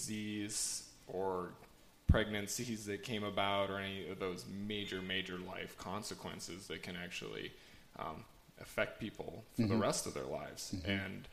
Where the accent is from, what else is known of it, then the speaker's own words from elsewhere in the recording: Bozeman, Montana, United States; I'm from Bozeman